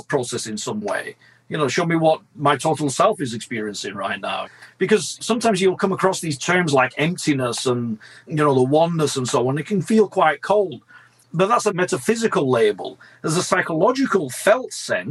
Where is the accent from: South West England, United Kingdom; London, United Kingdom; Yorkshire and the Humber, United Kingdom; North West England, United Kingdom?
North West England, United Kingdom; Blackburn; Both of my parents are Italian. I was born in Blackburn, Lancashire, hence the curse of my accent.